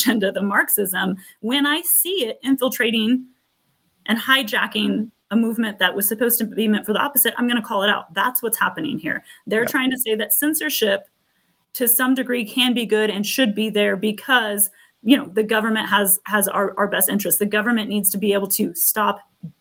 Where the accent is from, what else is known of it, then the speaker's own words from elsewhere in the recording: near San Francisco, California, United States; I grew up near San Francisco